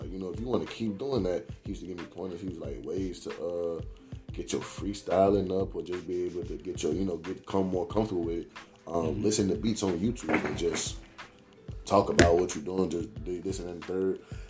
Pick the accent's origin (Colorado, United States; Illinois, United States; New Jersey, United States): Illinois, United States; Chicago; Growing up in Chicago, it would be like different … songs.